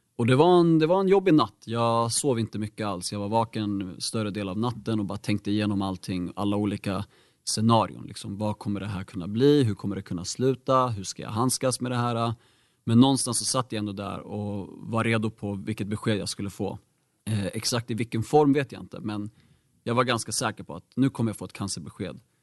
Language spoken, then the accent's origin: Swedish; Bro, Stockholm County, Sweden; jag är faktiskt född och uppvuxen här i Bro, har bott här hela livet